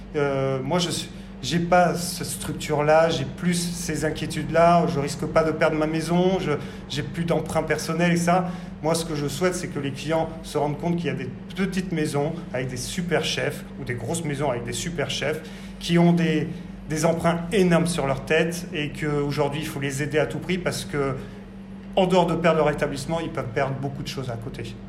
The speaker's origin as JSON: {"language": "French", "town": "Bordeaux", "region": "Nouvelle-Aquitaine", "country": "France", "also_born_or_lived": "Paris", "moved": "as an adult", "said": "je suis bordelais donc euh, issu du lycée hôtelier de Talence"}